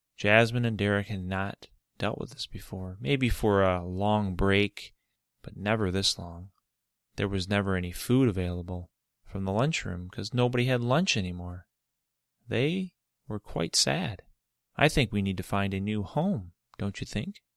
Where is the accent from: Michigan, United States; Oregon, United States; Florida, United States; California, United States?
Michigan, United States; Michigan, my home state